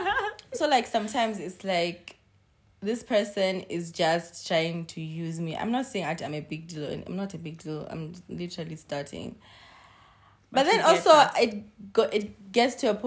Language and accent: English; Zimbabwe; I always say I'm Zimbabwean